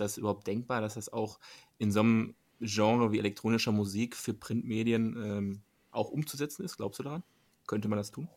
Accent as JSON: {"language": "German", "town": "Dortmund", "region": "North Rhine-Westphalia", "country": "Germany", "said": "für meine Region hier, wir kommen ja selber aus Dortmund"}